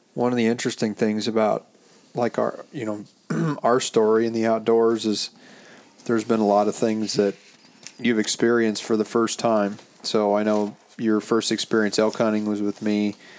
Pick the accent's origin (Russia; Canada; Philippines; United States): United States; Montana; also born or lived in Central Coast, California; now in California, United States; growing up in Montana like myself